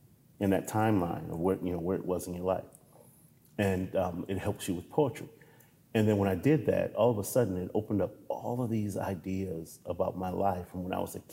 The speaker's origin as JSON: {"language": "English", "town": "Compton", "region": "California", "country": "United States", "tie": "born or raised there", "said": "I grew up in Compton during the height of the rise of the Bloods and Crips."}